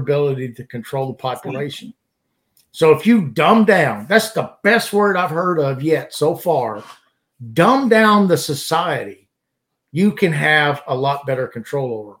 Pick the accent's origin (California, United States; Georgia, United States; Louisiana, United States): Louisiana, United States; southern; now in Alabama, United States; I grew up in Louisiana, and of course, southern Louisiana